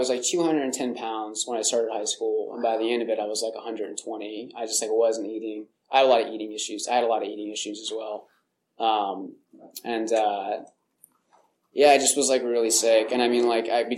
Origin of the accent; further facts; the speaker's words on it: Hollister, California, United States; I grew up in Hollister, California